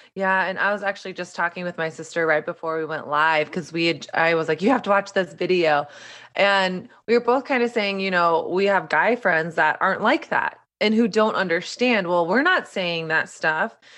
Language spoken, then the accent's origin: English; the South, United States; moved away as an adult; now in New York, United States; I grew up in the South